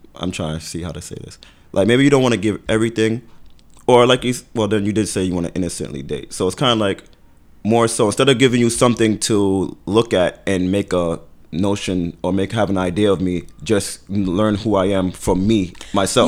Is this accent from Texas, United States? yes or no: no; Brooklyn, New York, United States; I'm from Brooklyn.